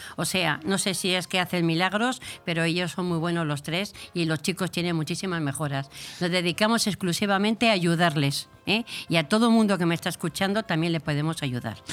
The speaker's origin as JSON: {"language": "Spanish", "town": "Burgos", "region": "Castile and León", "country": "Spain", "tie": "born or raised there", "also_born_or_lived": "Segovia / Bilbao", "said": "criada en Burgos"}